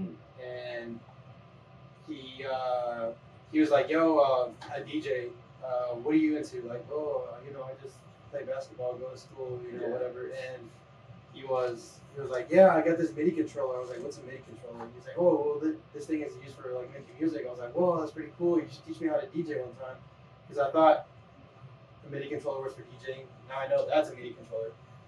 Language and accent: English; Imperial Valley, California, United States; also born or lived in Van Nuys, California; I grew up mostly in the southern part of California. It's called Imperial Valley